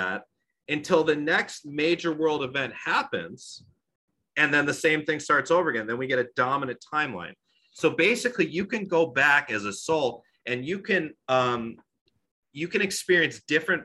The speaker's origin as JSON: {"language": "English", "area": "Long Island", "region": "New York", "country": "United States", "said": "I'm from Long Island"}